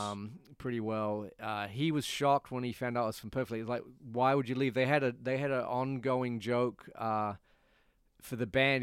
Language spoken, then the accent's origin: English; Perth, Western Australia, Australia; also born or lived in Nottingham, England; now in New York, United States; my t-, hometown is a place called Perth, uh, P E R T